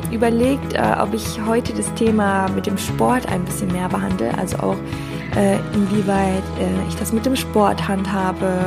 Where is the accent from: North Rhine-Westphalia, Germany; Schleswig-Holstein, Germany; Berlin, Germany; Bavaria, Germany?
North Rhine-Westphalia, Germany; now in Cologne, Germany; Also wir kommen beide aus dem Oberbergischen Kreis, sind zusammen zur Schule gegangen, haben zusammen Abi gemacht